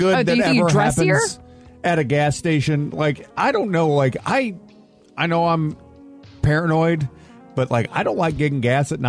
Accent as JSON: {"language": "English", "country": "United States", "said": "We're American"}